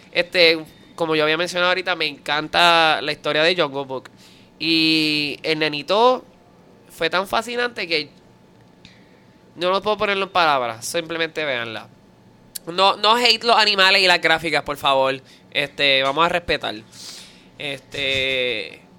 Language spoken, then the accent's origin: Spanish; Puerto Rico; yo soy un ilustre puertorriqueño.